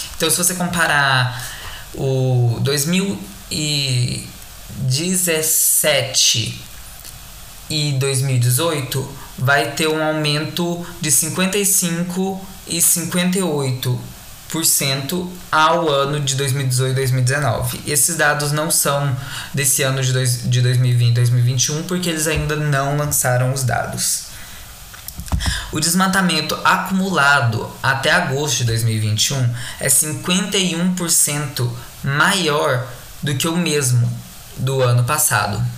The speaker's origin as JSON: {"language": "Portuguese", "country": "Brazil", "said": "nosso país"}